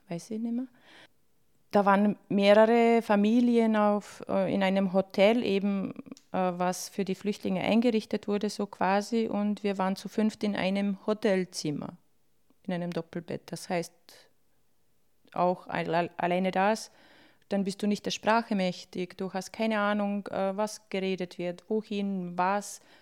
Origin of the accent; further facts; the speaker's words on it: Bosnia & Herzegovina; now in Austria; ich bin in Bosnien geboren, ja, und es ist wo die Heimat und alles